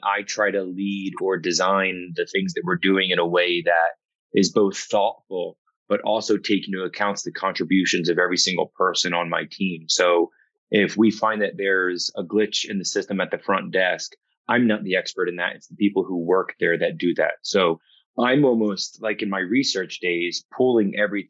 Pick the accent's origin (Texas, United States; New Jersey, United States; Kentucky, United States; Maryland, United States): New Jersey, United States; I'm from South Jersey, so it was very nice for me to be able to jump over the bridge